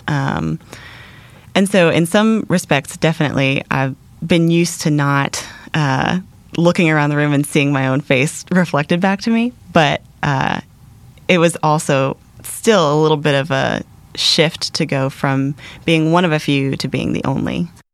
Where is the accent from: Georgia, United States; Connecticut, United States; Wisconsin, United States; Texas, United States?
Georgia, United States; Atlanta; moved away as an adult; now in Middle East; I grew up in the Atlanta area.